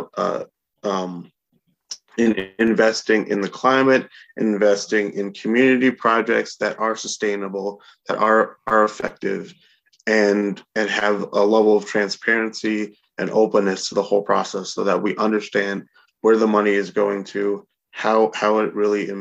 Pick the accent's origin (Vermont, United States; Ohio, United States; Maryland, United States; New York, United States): New York, United States; Albany; I've lived in Albany and was born and raised in Albany for my entire life